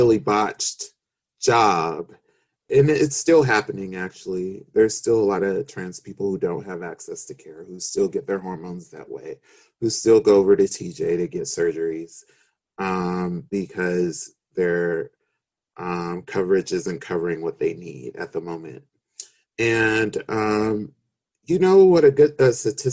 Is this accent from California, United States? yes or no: yes; Los Angeles, California, United States; I grew up in South Central Los Angeles, and I grew up in the hood, you know, in Watts.